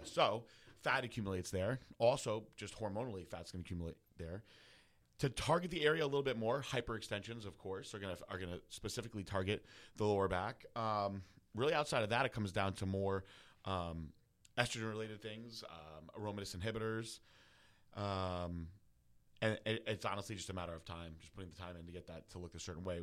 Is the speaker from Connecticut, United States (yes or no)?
yes; New Fairfield, Connecticut, United States; I was from New Fairfield